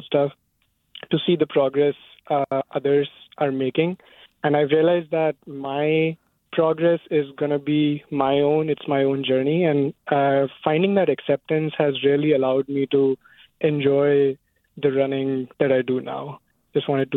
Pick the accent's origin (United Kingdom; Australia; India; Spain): India; now in Fremont, United States; I grew up in India